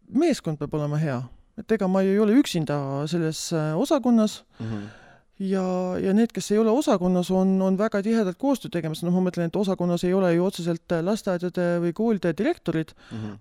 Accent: Tartu, Tartu County, Estonia; olen äh, pärit tegelikult Tartust ja suurem oma, suurema osa oma elust äh, elanud

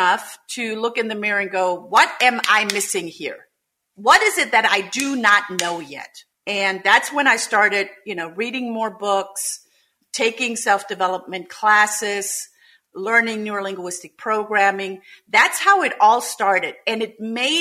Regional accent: Germany; English is a second language; moved away as an adult; also born or lived in Munich, Germany; now in United States; I am originally from Germany, came to the United States in 2004 to build a Montessori school

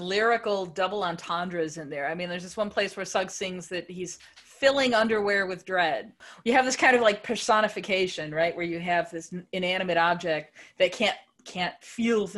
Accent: United States; as an American

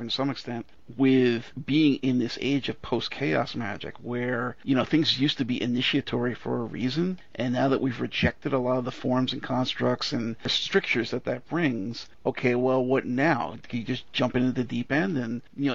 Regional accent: New York, United States; I'm a New Yorker

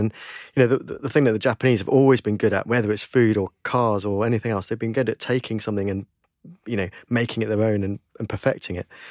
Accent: United Kingdom; we as British people

